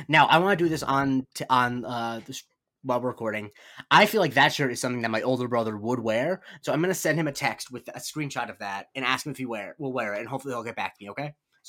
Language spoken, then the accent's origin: English; Rye, New York, United States; moved away; I'm originally from New York.